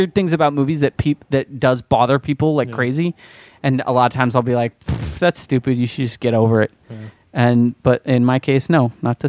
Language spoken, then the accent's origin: English; Philadelphia, Pennsylvania, United States; I'm from Philadelphia, so he's like our biggest sports hero.